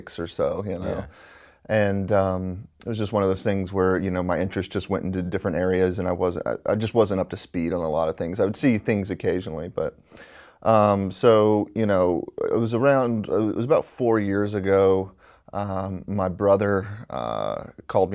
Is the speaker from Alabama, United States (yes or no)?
yes; Alabama, United States; I'm from Alabama, and you know, growing up out there